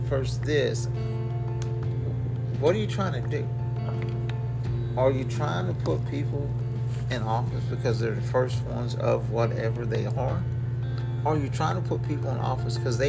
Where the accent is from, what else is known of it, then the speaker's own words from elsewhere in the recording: United States; as an American voter